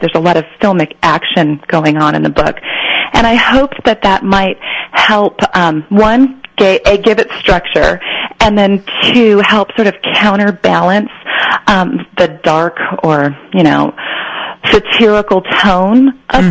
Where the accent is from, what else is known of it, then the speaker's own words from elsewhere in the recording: San Joaquin Central Valley, Northern California, United States; moved away as an adult; also born or lived in Iowa / Berkeley / Los Angeles; I was born in Iowa, but we were there for about three months, and then we moved to California, and I was raised in Northern California, up in the California um, San Joaquin Central Valley